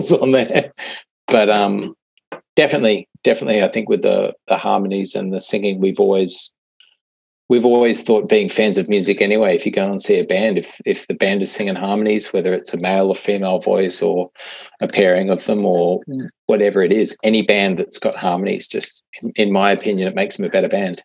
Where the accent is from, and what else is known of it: Blue Mountains, Western Sydney, New South Wales, Australia; born or raised there; moved away as an adult; also born or lived in Ireland; now in Melbourne, Australia